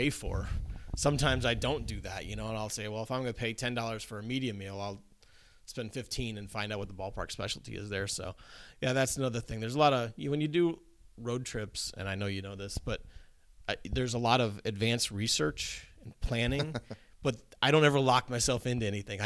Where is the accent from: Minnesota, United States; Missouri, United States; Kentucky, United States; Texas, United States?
Missouri, United States; outside of St. Louis; growing up outside of St. Louis